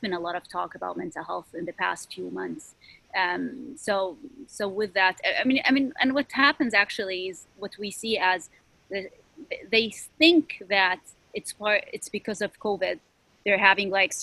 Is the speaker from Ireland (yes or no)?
no; Syria; moved away as an adult; now in Chicago, United States; I was born and raised in Syria